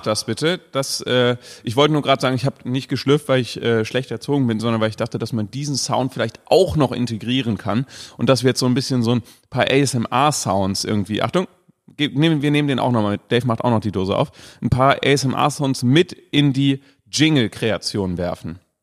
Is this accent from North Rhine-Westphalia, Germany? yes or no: yes; Cologne, North Rhine-Westphalia, Germany; gerade als Kölner